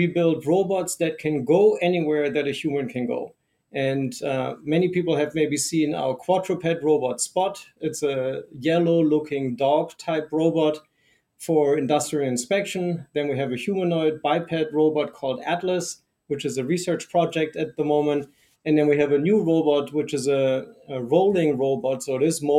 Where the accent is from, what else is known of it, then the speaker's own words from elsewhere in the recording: Germany; now in United States; I grew up in Germany, but I've been in the United States for about 30 years